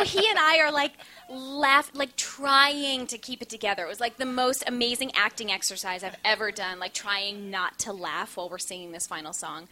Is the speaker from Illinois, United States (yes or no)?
no; Minnesota, United States; now in New York, United States; I'm from Minnesota